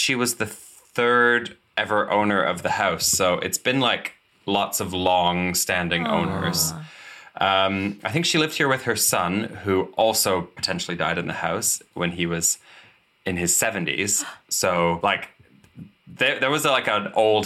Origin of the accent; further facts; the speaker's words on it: Canada; also born or lived in Hackney, London; now in London, United Kingdom; I grew up in Canada